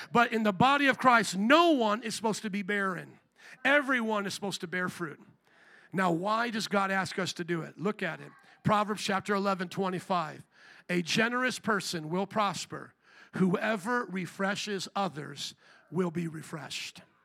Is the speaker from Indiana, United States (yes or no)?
yes; Indiana, United States; moved away as an adult; also born or lived in Louisiana; I was a boy from Indiana